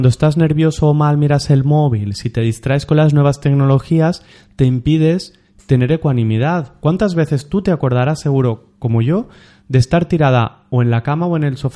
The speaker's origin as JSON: {"language": "Spanish", "town": "Villores", "region": "Valencian Community", "country": "Spain", "tie": "born or raised there", "said": "cuando era pequeño en Villores que el sitio de fuente de juguetes era el basurero municipal."}